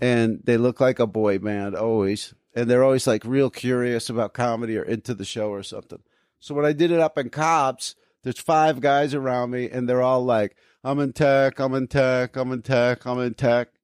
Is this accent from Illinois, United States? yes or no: no; New Jersey, United States; moved away; I grew up in New Jersey